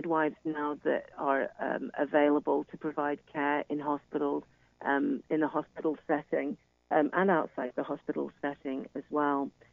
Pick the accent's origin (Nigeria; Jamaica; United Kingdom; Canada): United Kingdom; now in United States; as you can hear from my accent, I'm originally from the United Kingdom